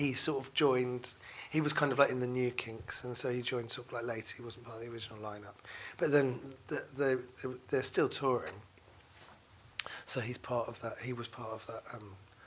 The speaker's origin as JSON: {"language": "English", "region": "London", "country": "United Kingdom", "tie": "born or raised there", "said": "I grew up in London"}